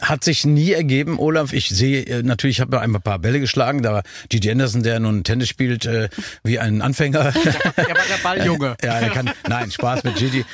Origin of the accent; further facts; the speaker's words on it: Nordhorn, Lower Saxony, Germany; now in Berlin, Germany; Nordhorn werde ich natürlich nie leugnen, meine Heimat, meine Klar. Geburtsstadt.